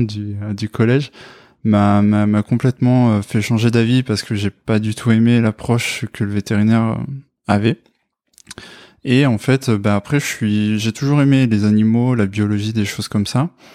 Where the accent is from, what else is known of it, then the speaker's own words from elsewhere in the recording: Brive-la-Gaillarde, Nouvelle-Aquitaine, France; moved away as an adult; now in Bordeaux, France; je viens de Corrèze, de Brive-la-Gaillarde, et je suis sur Bordeaux depuis à peu près 8 ans